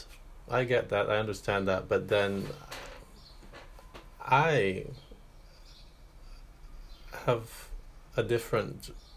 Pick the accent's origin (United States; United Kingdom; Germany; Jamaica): Jamaica; now in Paris, France; I didn't grow up here. You know, I'm from Jamaica.